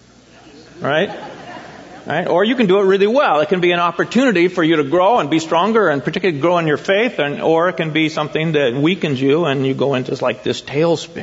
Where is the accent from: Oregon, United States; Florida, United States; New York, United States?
Oregon, United States; Eugene; moved away as an adult; also born or lived in Springfield, Oregon / San Jose, California; I in Eugene and Springfield